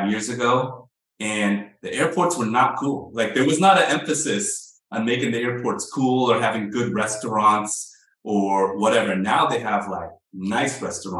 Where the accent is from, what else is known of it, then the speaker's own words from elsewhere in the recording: California, United States; I'm from California